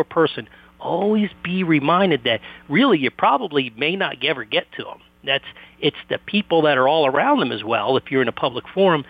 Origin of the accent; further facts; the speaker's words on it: Washington, District of Columbia, United States; I grew up in the Washington, D.C. area